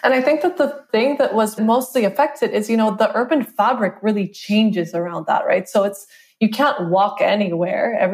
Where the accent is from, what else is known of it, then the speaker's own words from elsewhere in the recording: Costa Rica; I'm from Costa Rica. That's where I grew up